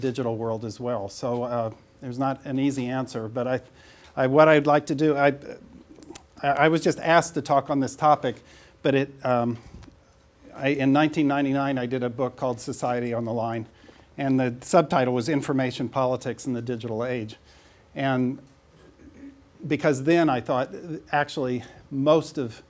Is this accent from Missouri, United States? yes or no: yes; St. Joseph, Missouri, United States; moved away; that's me in grade school in St. Joseph, Missouri